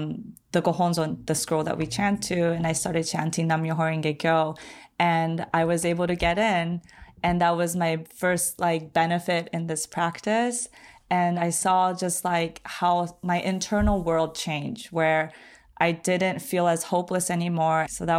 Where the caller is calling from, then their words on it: Long Beach, California, United States; I am 30 years old. I'm calling from Long Beach, California